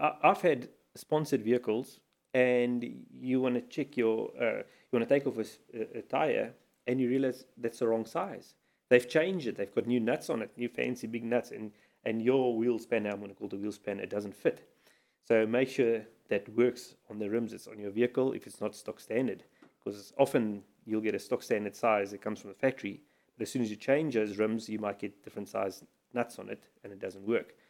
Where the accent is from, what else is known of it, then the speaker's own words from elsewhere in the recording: South Africa; as a South African traveling to Mozambique